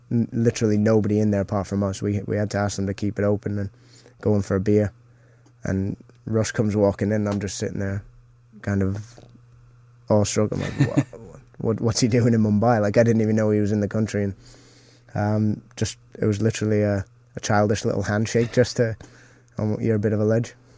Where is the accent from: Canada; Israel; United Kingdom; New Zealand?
Canada; moved away; growing up in Canada